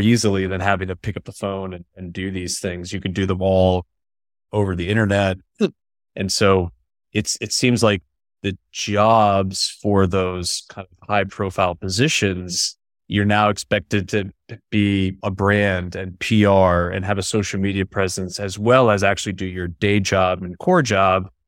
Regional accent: upstate New York, United States; I'm from upstate New York

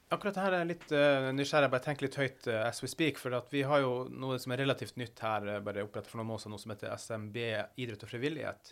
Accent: Finnmark, Norway; Jeg kommer fra Finnmark

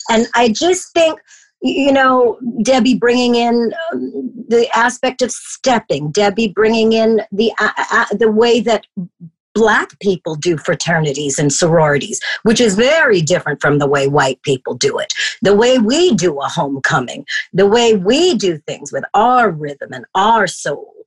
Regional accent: Toronto, Ontario, Canada; I came from Toronto, Canada. I'm a high school dropout.

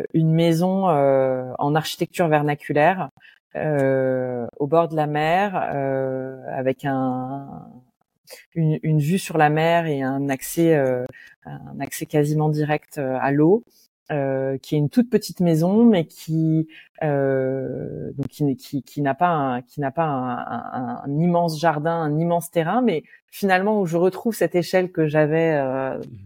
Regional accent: Roubaix, Hauts-de-France, France; moved away; dans mon enfance euh, à Roubaix

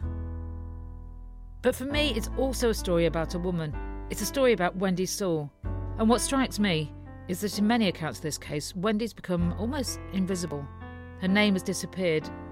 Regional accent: Derbyshire, Peak District, East Midlands, United Kingdom; I grew up in Derbyshire, in the Peak District area where this crime happened

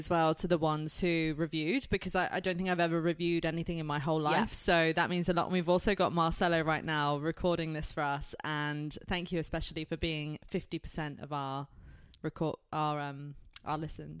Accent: United Kingdom; I'm British.

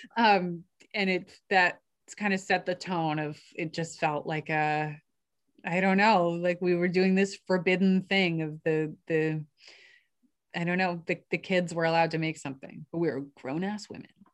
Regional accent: New York, United States; I grew up in New York

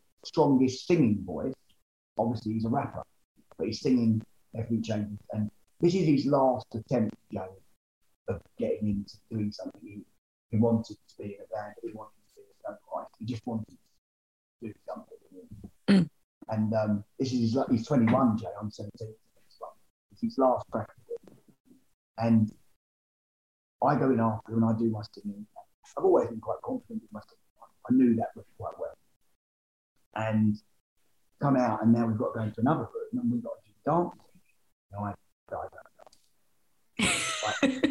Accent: Essex, East of England, United Kingdom; I'm from Essex.

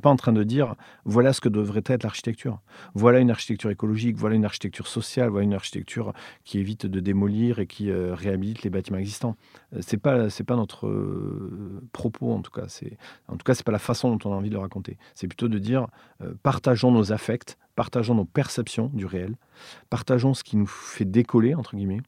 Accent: Villefranche-de-Rouergue, Occitania, France; moved away; also born or lived in Montreal / Paris; j'ai grandi à Villefranche-de-Rouergue, une des deux sous-préfectures de l'Aveyron

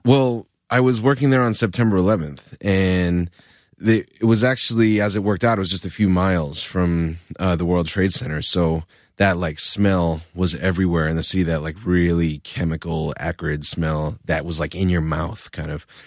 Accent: Providence, Rhode Island, United States; moved away as an adult; now in New York, United States; I grew up in Rhode Island

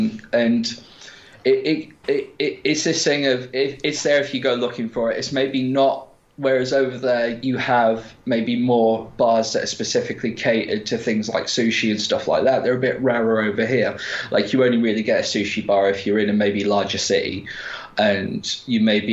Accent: United Kingdom; we're British

